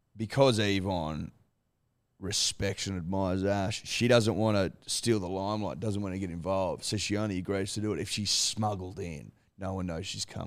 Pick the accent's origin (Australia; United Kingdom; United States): Australia; as an Australian